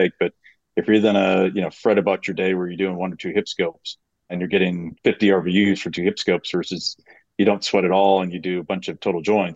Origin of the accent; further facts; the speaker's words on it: Wisconsin, United States; I'm from Wisconsin originally.